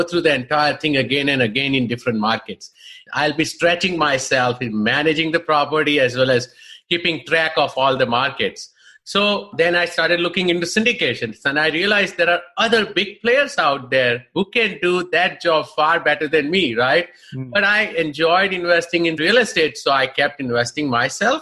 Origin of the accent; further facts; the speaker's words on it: India; moved away as an adult; now in United States; I'm basically from India, of course. For the last 20 years, I live here, and I call this country as my home now.